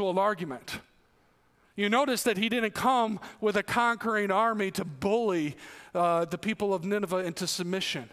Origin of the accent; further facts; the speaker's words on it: New York, United States; moved away; they found out I'm from New York and they're like, oh, New York City. No, not New York City. New York City's 250 miles away